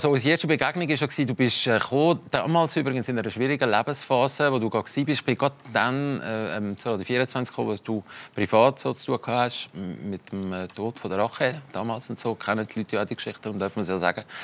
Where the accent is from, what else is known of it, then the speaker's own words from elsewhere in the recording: Limmattal, Zurich, Switzerland; Äh, aus dem Limmatal aus einer äh, sehr intakten Familie.